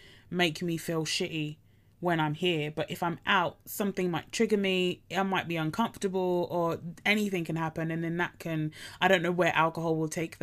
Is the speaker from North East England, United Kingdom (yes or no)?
no; Essex, East of England, United Kingdom; I grew up in Essex